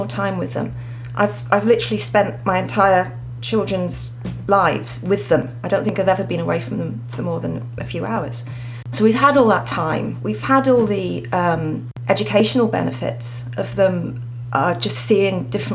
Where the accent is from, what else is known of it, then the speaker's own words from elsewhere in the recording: Wales, United Kingdom; moved away as an adult; also born or lived in Australia; now in Queensland, Australia; I'm actually from Wales, UK